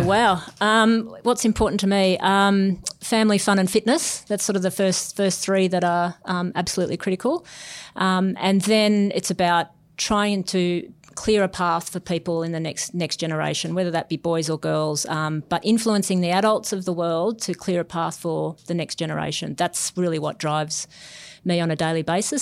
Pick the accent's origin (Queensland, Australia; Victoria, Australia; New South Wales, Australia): New South Wales, Australia; Newcastle; also born or lived in Sydney; I grew up in Newcastle. I moved to Sydney